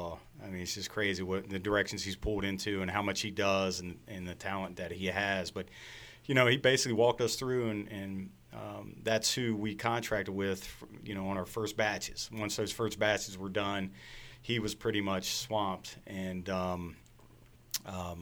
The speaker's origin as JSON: {"language": "English", "town": "Frederick", "region": "Maryland", "country": "United States", "tie": "born or raised there", "said": "I was born and raised in Frederick. I'm like sixth generation in the city"}